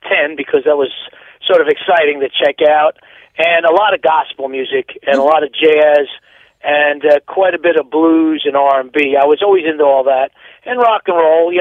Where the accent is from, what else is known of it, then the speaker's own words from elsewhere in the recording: Peekskill, New York, United States; also born or lived in Woodstock, New York; now in Hurley, United States; originally I was born in Peekskill, New York, not that far from Poughkeepsie, New York